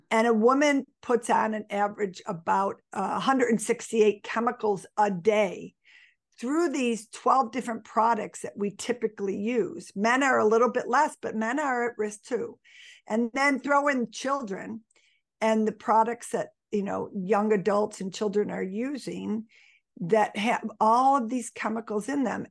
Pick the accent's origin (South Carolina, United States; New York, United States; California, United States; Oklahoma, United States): New York, United States; Buffalo; I was born and raised in Buffalo. I'm still in Buffalo